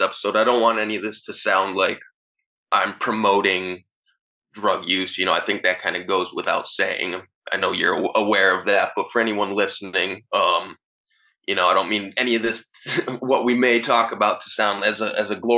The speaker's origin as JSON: {"language": "English", "town": "Easthampton", "region": "Massachusetts", "country": "United States", "tie": "born or raised there", "also_born_or_lived": "Northampton, Massachusetts / Holyoke, Massachusetts", "said": "the town I grew up in, East Hampton"}